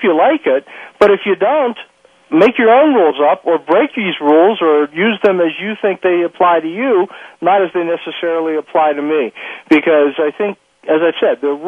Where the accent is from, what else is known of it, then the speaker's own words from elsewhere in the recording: Pittsburgh, Pennsylvania, United States; I'm a guy from Pittsburgh, a working class guy